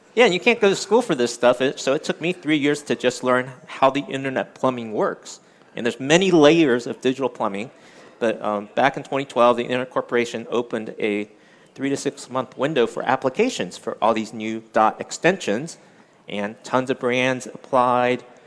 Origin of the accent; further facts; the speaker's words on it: Washington D.C. area, District of Columbia, United States; moved away as an adult; also born or lived in Taiwan / Winchester, Virginia; now in California, United States; I'm Chinese American, born in Taiwan, came to the U.S. when I was eight, and I grew up around, grew up around the Washington D.C. area